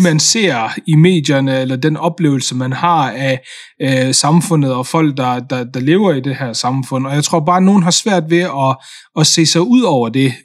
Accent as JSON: {"language": "Danish", "country": "Denmark", "tie": "born or raised there", "said": "Jeg kom jo hertil som, som tre-fireårig, øh, og har jo både gået i børnehave her i Danmark og, og er vokset op, øh, i, øh, i, i det system"}